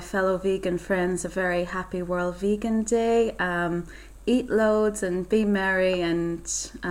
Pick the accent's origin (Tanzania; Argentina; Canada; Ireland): Ireland; moved away as an adult; now in New Zealand; I'm from Ireland. I've been living in New Zealand for about 2.5 years now